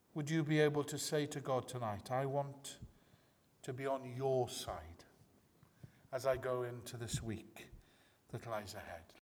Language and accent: English; Wales, United Kingdom; I'm a man, I'm Welsh, I'm a Baptist